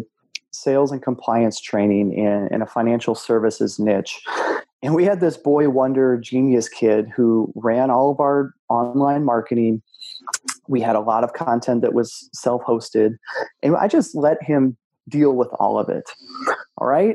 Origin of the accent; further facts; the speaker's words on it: Minnesota, United States; now in North Carolina, United States; I grew up in Minnesota, so lakes everywhere. Now I live in North Carolina